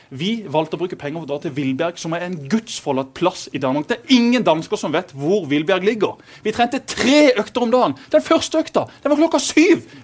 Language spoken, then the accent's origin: Norwegian; Lyngdal, Agder, Norway; Jeg er jo fra Lyngdal som legger deg klokka ti.